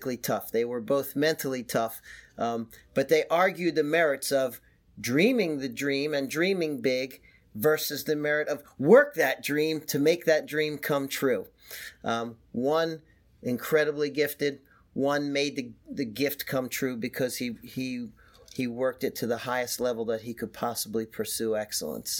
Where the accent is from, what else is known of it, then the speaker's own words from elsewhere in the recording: Philadelphia, Pennsylvania, United States; I'm from Philadelphia.